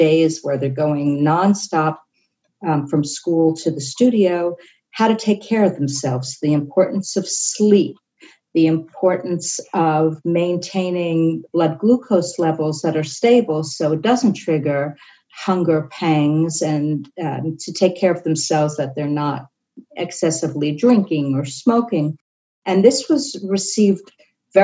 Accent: New York City, New York, United States; I grew up in New York City in a very high period of Balanchine

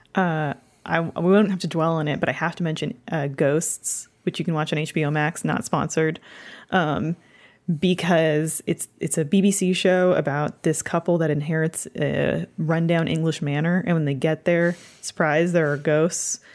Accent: Canada; being from Canada

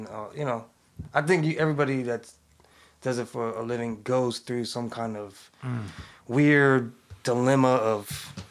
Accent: California, United States; I grew up in the East Bay.

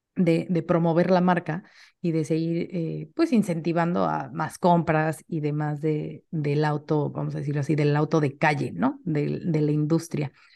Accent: Mexico; como mexicanos o como latinos

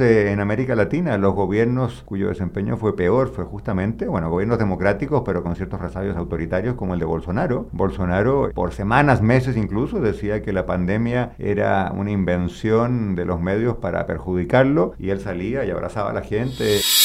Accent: Chile; mi país, Chile

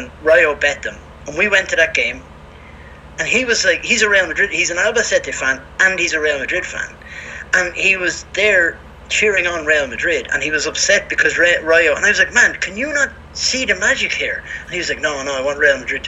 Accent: Ireland; now in Spain; I'm from Ireland

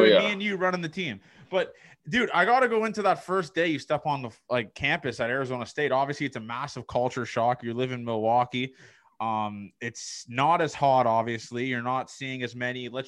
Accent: Canada; being a Canadian guy, when I went to school in the States

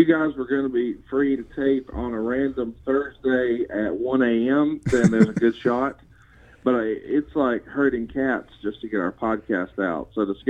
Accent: Alabama, United States; Because I'm from Alabama and we like Waffle House down here.

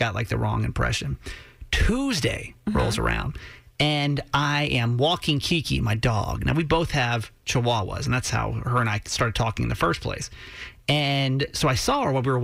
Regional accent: Georgia, United States; now in Maryland, United States; I was raised in Georgia

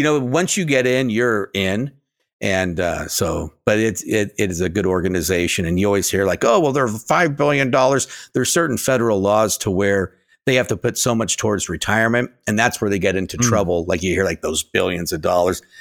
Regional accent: United States

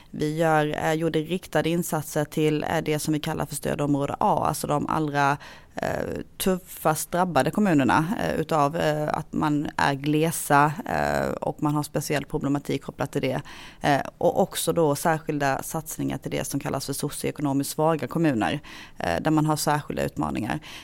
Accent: Hylte, Halland County, Sweden; moved away as an adult; now in Halmstad, Sweden; Jag är eh, född och uppvuxen i Hylte kommun som är en kommun som ligger i Halland men på eh, gränsen till Småland

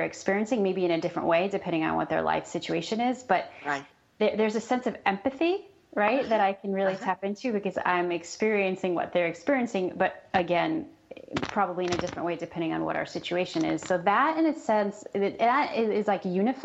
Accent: New York, United States; moved away as an adult; also born or lived in San Diego, California; now in Los Angeles, United States; I'm from New York, and I spent 15 years in San Diego, and then I moved to Los Angeles when I met my husband

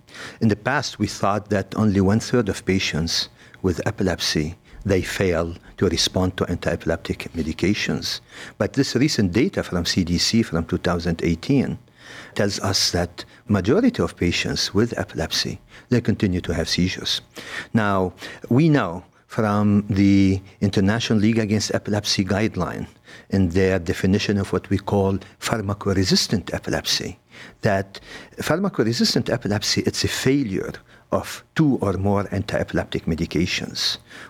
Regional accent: Lebanon; moved away as an adult; also born or lived in Beirut, Lebanon / Paris, France / Los Angeles, United States; now in Cleveland, United States; I'm from Lebanon. I did go to medical school in Beirut in the French University. And then I got to Cleveland Clinic through Paris and Los Angeles

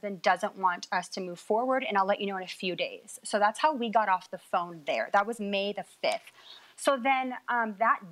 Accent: Washington, United States; now in California, United States; we're both born and raised in Washington, but we live in California

